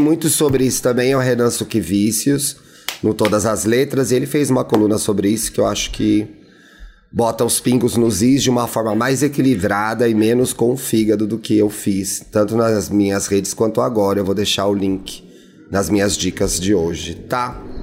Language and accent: Portuguese; Brazil; a gente é brasileira